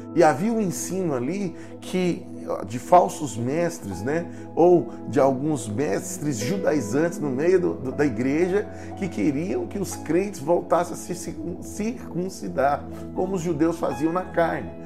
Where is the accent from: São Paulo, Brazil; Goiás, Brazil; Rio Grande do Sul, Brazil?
Goiás, Brazil; Cavalcante; moved away; Cavalcante, a terra de onde eu vim